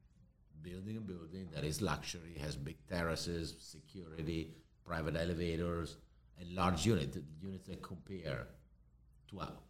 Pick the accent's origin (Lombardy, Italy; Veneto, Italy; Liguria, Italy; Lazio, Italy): Lombardy, Italy; Milan; English is a second language; now in Miami, United States; And, you know, I come from Europe where everybody lives in an apartment, flat, an apartment.